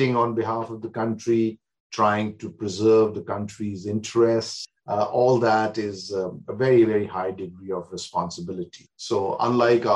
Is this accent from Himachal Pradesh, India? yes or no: yes; Shimla, Himachal Pradesh, India; moved away as an adult; also born or lived in Amritsar / Chandigarh / Delhi; now in Australia; Shimla is my hometown. I wasn't born there. Born in Amritsar. But I grew up in Shimla partly and partly in Chandigarh